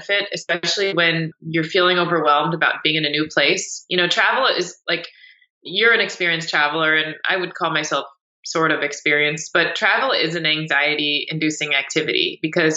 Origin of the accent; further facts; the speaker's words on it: United States; being an American in a foreign country